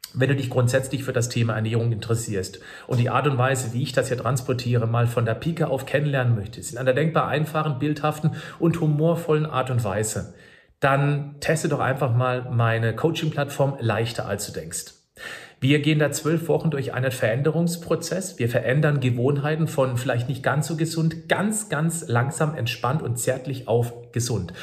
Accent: Germany; bei uns in Deutschland

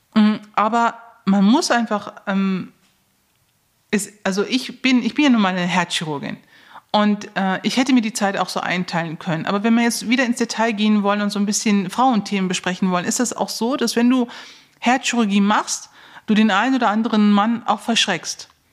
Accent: Neuss, North Rhine-Westphalia, Germany; ich komme ja aus Neuss

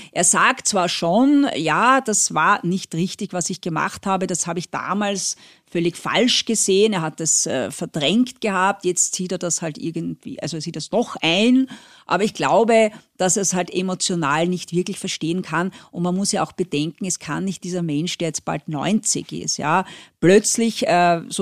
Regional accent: France; now in Austria; ich bin ja teilweise in Frankreich aufgewachsen, äh, Österreich ist schon ein bisschen speziell.

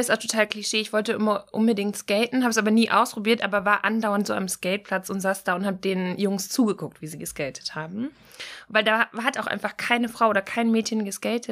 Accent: Pforzheim, Baden-Württemberg, Germany; bei uns in der Kleinstadt in Pforzheim, wo ich aufgewachsen bin

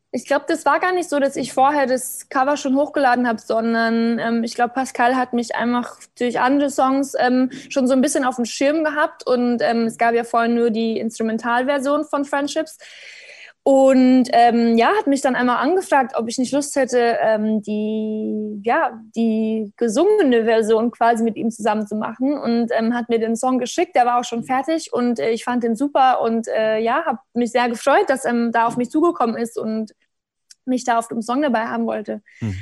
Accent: Bavaria, Germany; born or raised there; moved away

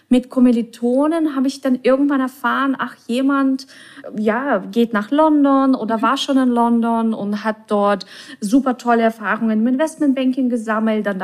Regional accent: Russia; also born or lived in Czech Republic; now in Germany; als ich nach Deutschland kam, also ich komme ja ursprünglich aus Russland oder bin mhm. in Tschechien geboren, in Russland aufgewachsen.

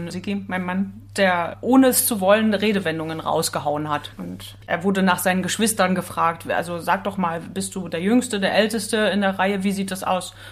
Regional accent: Waren, Mecklenburg-Vorpommern, Germany; also born or lived in Hamburg / Bremen; Ich komme aus Mecklenburg, ja

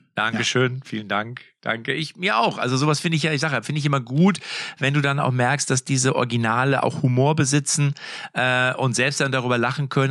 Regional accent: Lippstadt, North Rhine-Westphalia, Germany; Bei uns in Lippstadt

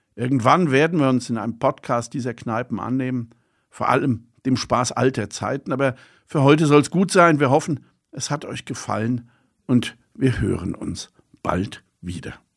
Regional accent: Bonn, North Rhine-Westphalia, Germany; now in Mainz, Germany; Ich bin ja in Bonn aufgewachsen, auch am Strom.

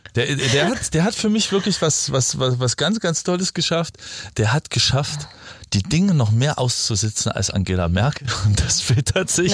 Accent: East Germany, Germany; bei uns im Osten

